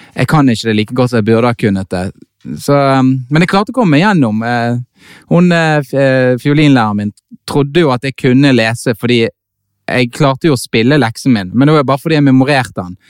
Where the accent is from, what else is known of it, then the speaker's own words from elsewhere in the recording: Bergen, Vestland, Norway; jeg er født i Bergen